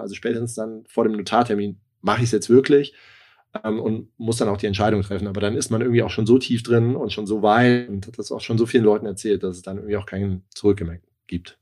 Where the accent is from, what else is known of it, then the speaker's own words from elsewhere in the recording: Darmstadt, Hesse, Germany; moved away; also born or lived in Hamburg; bin eigentlich gebürtig aus dem Rhein-Main-Gebiet, aus Darmstadt